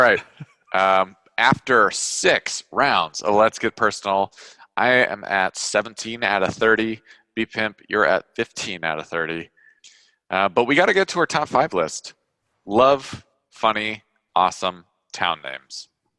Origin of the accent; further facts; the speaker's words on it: Washington, United States; My number five is in my home state. It's Walla Walla, Washington.